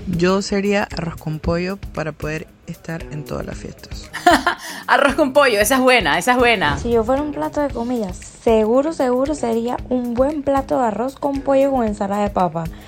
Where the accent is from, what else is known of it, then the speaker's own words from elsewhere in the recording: Panama; soy bien panameña